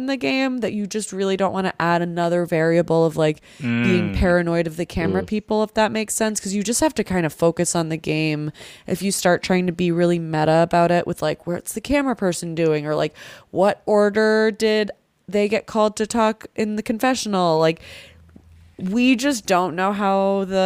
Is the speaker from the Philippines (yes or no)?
yes; Philippines; as a Filipino